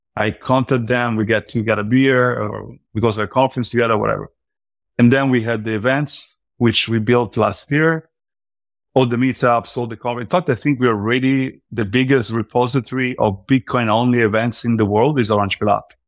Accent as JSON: {"language": "English", "country": "Italy", "moved": "yes", "lives_now": "United States", "said": "now I live in the U S, but I'm from Europe, I'm from Italy"}